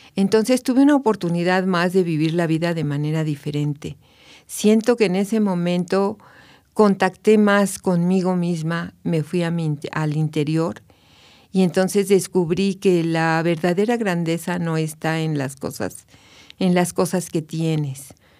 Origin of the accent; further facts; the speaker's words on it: Mexico City, Mexico; moved away as an adult; now in Querétaro, Mexico; yo soy de la Ciudad de México, nací en la Ciudad de México, pero hace ya 22 años que llegué a Querétaro